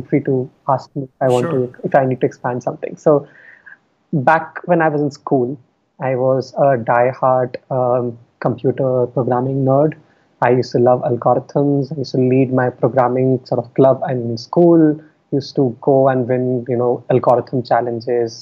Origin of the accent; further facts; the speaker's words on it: Delhi, India; moved away; I was born and raised in Delhi. I spent all of my schooling in Delhi.